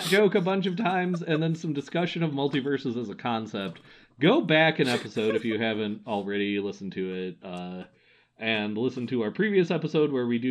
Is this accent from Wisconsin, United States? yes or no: yes; Wisconsin, United States; a boy who was born and raised in Wisconsin